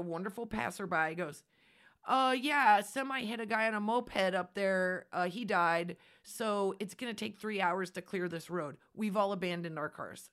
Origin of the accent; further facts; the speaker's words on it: Nebraska, United States; We are from Nebraska. We are from flat and open spaces